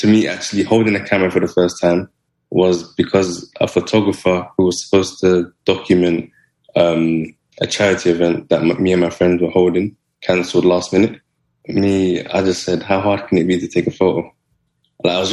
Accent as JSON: {"language": "English", "region": "London", "country": "United Kingdom", "tie": "born or raised there", "said": "where I'm from, I grew up in South Kilburn, which is like a really rough neighborhood"}